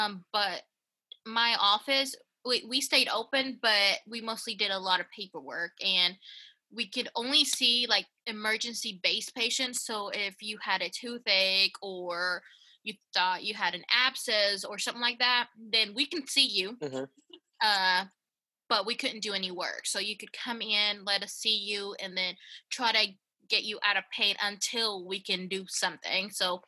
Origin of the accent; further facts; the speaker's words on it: Knoxville, Tennessee, United States; also born or lived in Honduras; I was born in Honduras. Ooh, okay. But I'm pretty much from Knoxville because I've been here since I was eight.